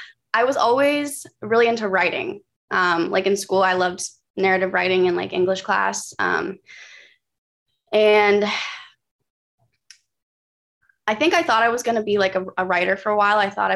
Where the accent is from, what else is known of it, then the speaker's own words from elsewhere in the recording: Burbank, California, United States; born there; also born or lived in San Francisco / Atlanta / San Diego; No, I was born in Burbank. So okay. I'm split around a lot of places.